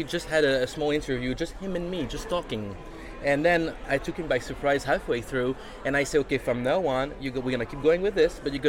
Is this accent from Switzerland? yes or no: yes; Switzerland; moved away; also born or lived in New York City; as I am not from there. I'm from Switzerland originally